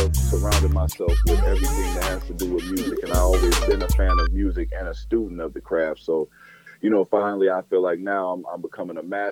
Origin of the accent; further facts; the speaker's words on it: Denver, Colorado, United States; moved away as an adult; now in Houston, United States; I was born in Denver, Colorado, and moved to Houston